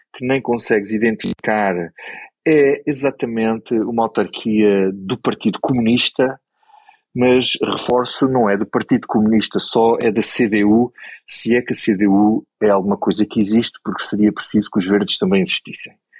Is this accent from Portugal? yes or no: yes; Grândola, Alentejo, Portugal; eu, sou de Grândola